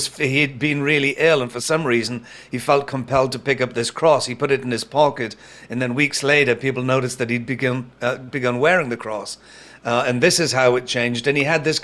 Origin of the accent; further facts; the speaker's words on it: Newcastle upon Tyne, North East England, United Kingdom; my hometown in the city of Newcastle in the UK